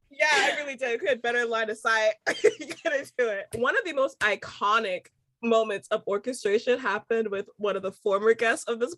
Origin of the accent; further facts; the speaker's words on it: United States; accent: American; now in Charleston, United States; my American accent